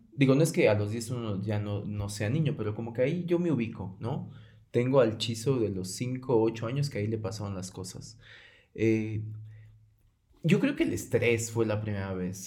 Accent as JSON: {"language": "Spanish", "country": "Mexico", "said": "como mexicanos"}